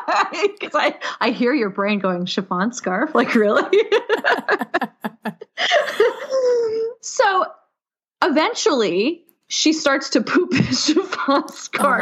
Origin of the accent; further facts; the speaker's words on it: New York City, New York, United States; I grew up in New York City